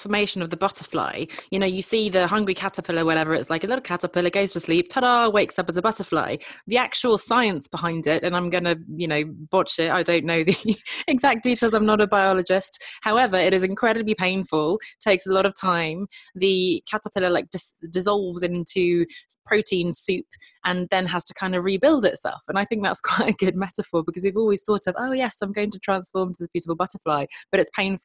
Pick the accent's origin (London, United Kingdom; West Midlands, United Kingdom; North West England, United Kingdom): London, United Kingdom; I'm born and raised in London, but actually my parents are Swedish